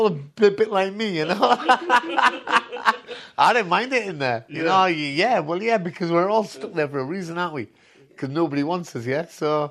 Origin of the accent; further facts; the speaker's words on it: Hitchin, East of England, United Kingdom; first language Punjabi; English is a second language; Hitchin, Hertfordshire.